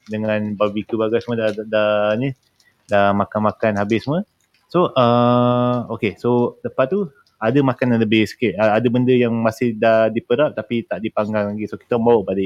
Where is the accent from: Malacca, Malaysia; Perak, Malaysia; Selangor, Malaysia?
Malacca, Malaysia; kampung aku kat Melaka